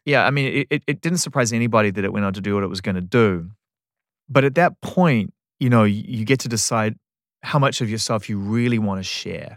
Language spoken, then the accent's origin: English; New Zealand; I'm from New Zealand